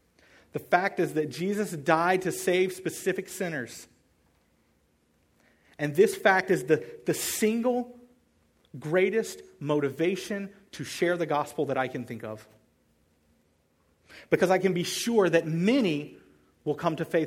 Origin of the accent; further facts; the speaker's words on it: the South, United States; I grew up in the South.